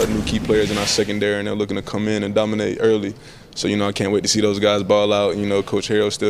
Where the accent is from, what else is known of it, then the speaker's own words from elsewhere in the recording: Greenville, North Carolina, United States; I'm from Greenville, so I've been there for 20 years